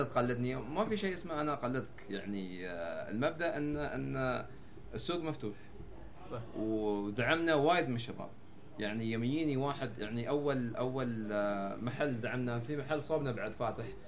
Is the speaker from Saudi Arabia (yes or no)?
no; United Arab Emirates